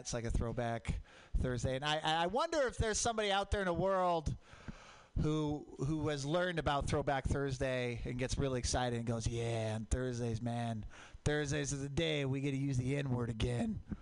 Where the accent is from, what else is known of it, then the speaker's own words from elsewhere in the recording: Portland, Oregon, United States; I grew up in Portland, Mount Hood, volcanic